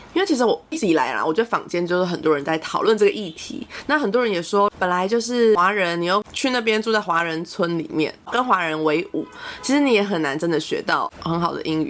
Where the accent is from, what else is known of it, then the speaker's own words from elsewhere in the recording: Taiwan; 像我们会讲闽南语一样，很多台湾人都讲闽南语